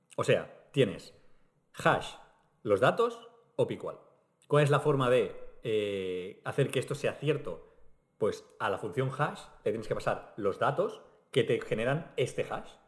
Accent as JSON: {"language": "Spanish", "region": "Catalonia", "country": "Spain", "said": "nos pasa a los catalanes"}